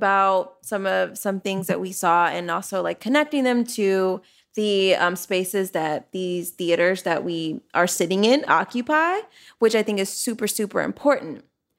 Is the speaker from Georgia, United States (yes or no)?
yes; Atlanta, Georgia, United States; now in Washington, D.C., United States; I'm from Atlanta, which also has horrific gentrification going on down there.